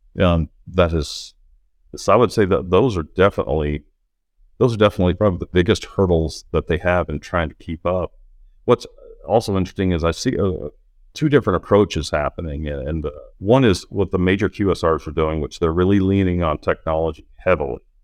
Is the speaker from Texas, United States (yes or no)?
no; Norman, Oklahoma, United States; I grew up in Norman, Oklahoma